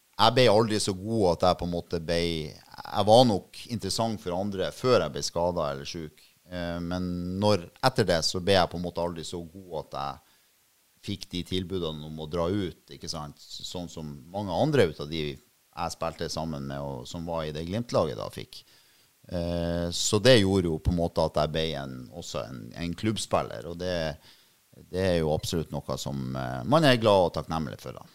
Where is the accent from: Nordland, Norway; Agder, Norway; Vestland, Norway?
Nordland, Norway; Bodø; also born or lived in Oslo; jeg er jo født og oppvokst på Innstranda, da, altså på, på, Bertnes.